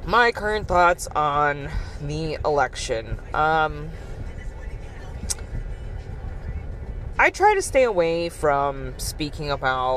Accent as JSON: {"language": "English", "country": "United States", "said": "in the United States, being an American citizen"}